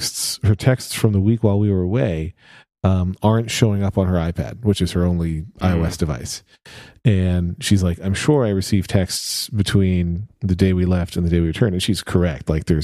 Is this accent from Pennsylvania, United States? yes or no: yes; Pennsylvania, United States; Listen, I'm from Pennsylvania, near Philadelphia, born and raised.